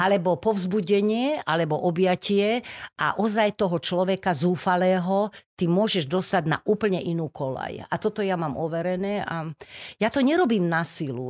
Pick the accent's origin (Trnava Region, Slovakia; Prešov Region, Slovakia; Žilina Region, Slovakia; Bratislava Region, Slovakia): Bratislava Region, Slovakia; Bratislava; narodila som sa podunajských biskupiciach